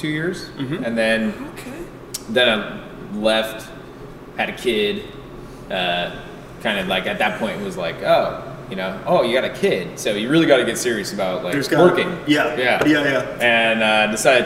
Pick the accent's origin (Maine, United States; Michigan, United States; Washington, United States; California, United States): Washington, United States; Seattle; also born or lived in Phoenix, Arizona; now in Vancouver, United States; I grew up in the Seattle area, so it was kind of my move back to the Northwest. I spent 8 years prior to that in Phoenix.